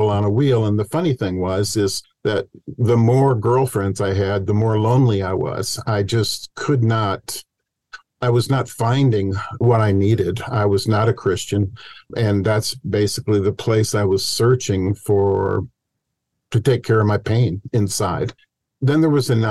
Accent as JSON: {"language": "English", "town": "Cedar Rapids", "region": "Iowa", "country": "United States", "tie": "born or raised there", "moved": "as an adult", "said": "I grew up in Cedar Rapids, Iowa, and then I headed out to Stanford University"}